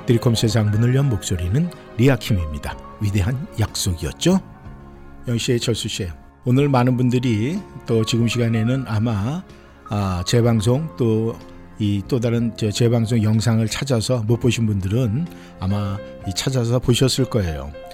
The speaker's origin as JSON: {"language": "Korean", "country": "South Korea", "moved": "yes", "lives_now": "Washington area, United States", "said": "대한민국 사람으로서 이 미국 땅에 살면서"}